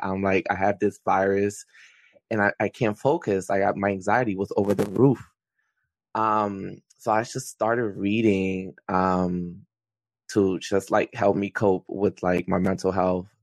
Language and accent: English; Philadelphia, Pennsylvania, United States; I am from Philadelphia, um, so I'm in the Philly area.